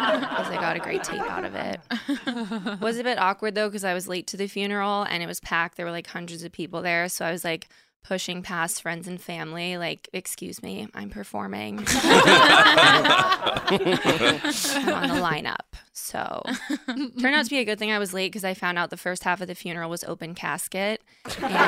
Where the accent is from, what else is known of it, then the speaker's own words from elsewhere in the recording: Stamford, Connecticut, United States; moved away as an adult; also born or lived in Boston; now in New York City, United States; I'm from Connecticut originally